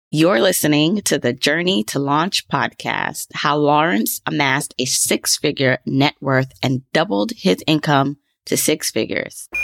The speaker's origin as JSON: {"language": "English", "country": "Jamaica", "said": "I'm Jamaican"}